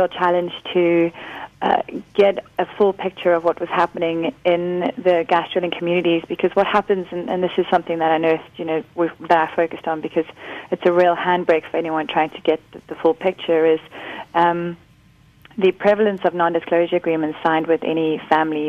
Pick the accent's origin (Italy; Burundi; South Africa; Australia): South Africa; Karoo; I'm from the Karoo. I grew up there